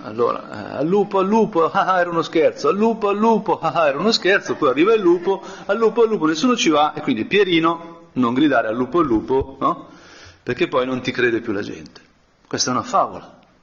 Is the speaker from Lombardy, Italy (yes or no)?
yes; Brianza, Lombardy, Italy; sono brianzolo